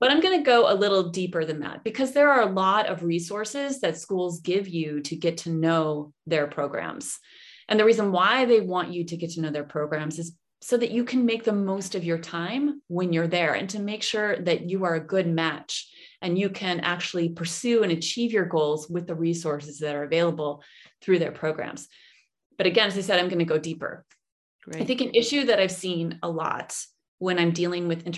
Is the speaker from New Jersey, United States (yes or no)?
no; Rochester, New York, United States; moved away as an adult; also born or lived in Washington, D.C. / Islamabad, Pakistan; now in Berlin, Germany; I grew up in Rochester, New York